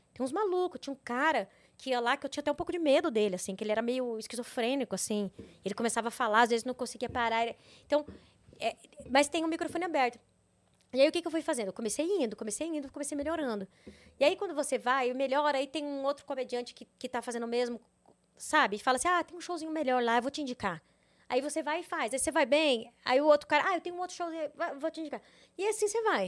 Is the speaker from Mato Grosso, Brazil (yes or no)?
yes; Mato Grosso, Brazil; moved away as an adult; also born or lived in Rio Verde, Goiás / São Paulo / Canada; Eu sou de Mato Grosso